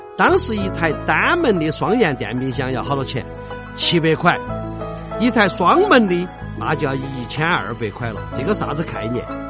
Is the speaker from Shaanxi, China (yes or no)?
no; Chengdu, Sichuan, China; 我们成都人